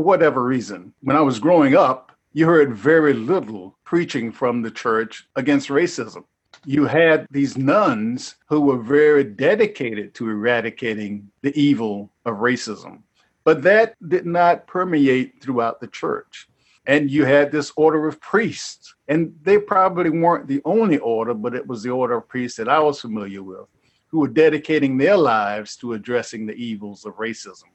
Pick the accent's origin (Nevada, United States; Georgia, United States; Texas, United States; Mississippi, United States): Georgia, United States; Macon; also born or lived in Madisonville, Cincinnati, Ohio; now in Cincinnati, United States; I was raised in Macon, Georgia